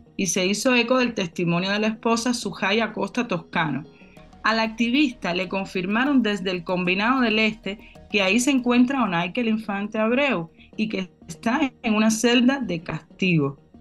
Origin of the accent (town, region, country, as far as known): Cuba